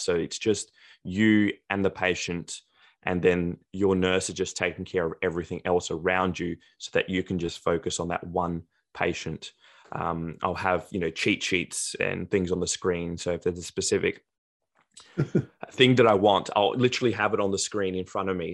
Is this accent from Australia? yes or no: yes; South Australia, Australia; also born or lived in Greece / Adelaide, Australia; I was born in Australia, but then I moved to, to Greece for the first three years of my life, came back to Australia, lived e, there ever since.